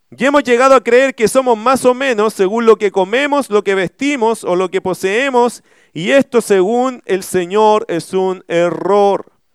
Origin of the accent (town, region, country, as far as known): Chile